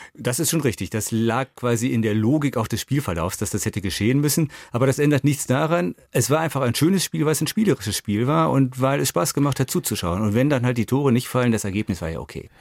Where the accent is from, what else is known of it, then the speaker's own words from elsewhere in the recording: Düsseldorf, North Rhine-Westphalia, Germany; now in Fulda, Germany; weil ich ja in Düsseldorf groß geworden bin